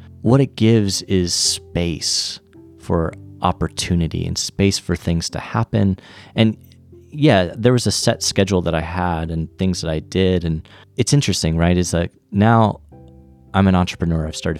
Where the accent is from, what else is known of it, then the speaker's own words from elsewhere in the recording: Orlando, Florida, United States; And I was from Orlando, so it was as if he was like a reminder of home.